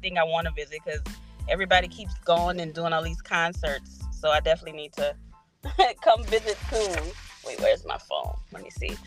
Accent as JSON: {"language": "English", "town": "New Orleans", "region": "Louisiana", "country": "United States", "said": "we are all originally from New Orleans"}